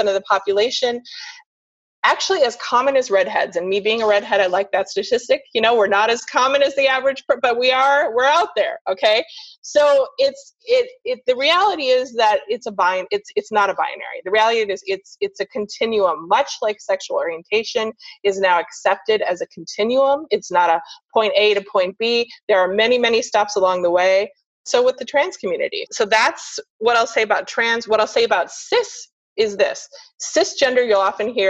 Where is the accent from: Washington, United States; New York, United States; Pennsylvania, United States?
Washington, United States; Seattle; now in Sarasota, United States; I'm from Seattle